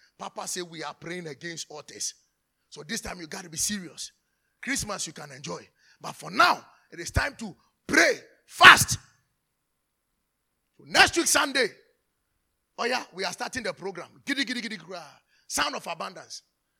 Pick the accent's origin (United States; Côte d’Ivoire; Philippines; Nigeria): Côte d’Ivoire; I told you we are from Cote d'Ivoire. That's my auntie.